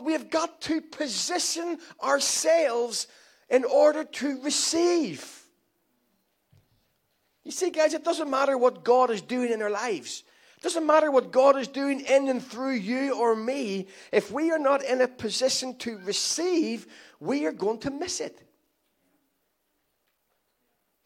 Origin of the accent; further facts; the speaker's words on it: Ireland; I'm Irish